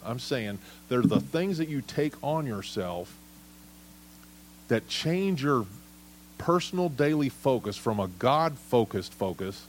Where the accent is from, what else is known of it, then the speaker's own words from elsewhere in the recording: United States; as American citizens